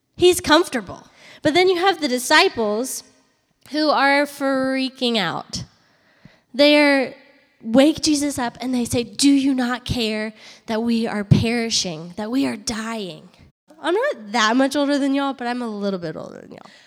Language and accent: English; Charlottesville, Virginia, United States; moved away as an adult; also born or lived in Harrisonburg, Virginia / Atlanta, Georgia; I grew up in Virginia, in Charlottesville, Virginia, and I went to school up there